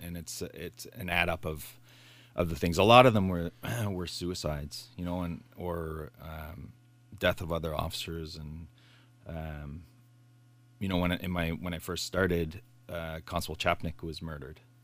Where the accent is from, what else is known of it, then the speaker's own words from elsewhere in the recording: Bay Shore, United States; I grew up in Bayshore